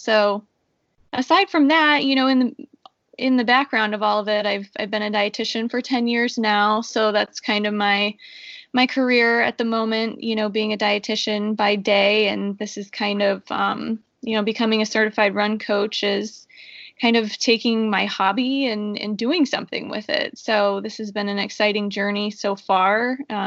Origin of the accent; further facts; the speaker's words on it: Northeast Ohio, United States; moved away as an adult; also born or lived in South Florida; I'm from Northeast Ohio, born and raised.